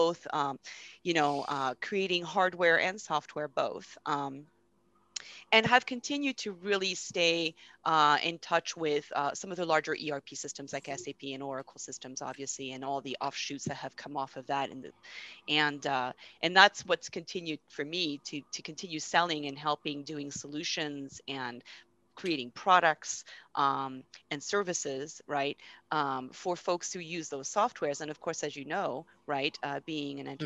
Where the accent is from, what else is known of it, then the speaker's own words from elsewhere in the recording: France; moved away; I'm originally from France